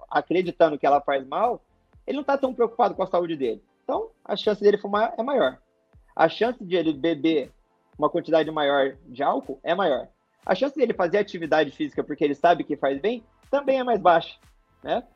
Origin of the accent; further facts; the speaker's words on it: Mato Grosso, Brazil; moved away as an adult; also born or lived in Belo Horizonte, Minas Gerais / Porto Alegre; now in Florianópolis, Brazil; sou natural mesmo, sou de Minas, de BH, mas fui criado no Mato Grosso. Nem cheguei a criar raízes em, em Minas, já fui direto para o Mato Grosso